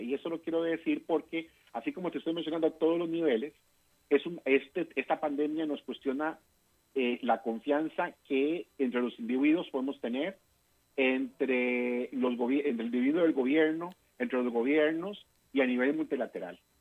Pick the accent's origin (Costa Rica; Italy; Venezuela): Costa Rica; yo como costarricense latinoamericano